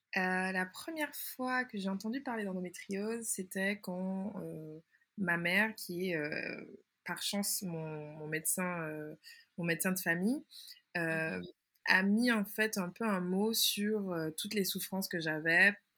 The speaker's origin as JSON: {"language": "French", "country": "Martinique", "tie": "born or raised there", "also_born_or_lived": "Canada", "said": "je suis originaire de la Martinique et d'ailleurs, c'est de là que je vous parle"}